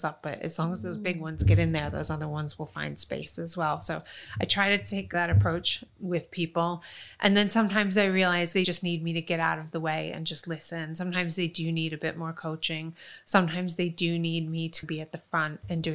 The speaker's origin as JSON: {"language": "English", "town": "Rochester", "region": "New York", "country": "United States", "tie": "born or raised there", "also_born_or_lived": "Long Island, New York", "moved": "as an adult", "lives_now": "London, United Kingdom", "said": "It was a good town that we eventually settled in. It had decent schools. It was safe, but it was Rochester, New York."}